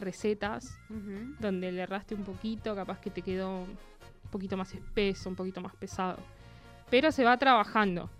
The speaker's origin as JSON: {"language": "Spanish", "town": "Buenos Aires", "country": "Argentina", "moved": "as an adult", "lives_now": "Neuquén, Argentina", "said": "yo estaba hace poco tiempo viviendo en Neuquén, soy de Buenos Aires"}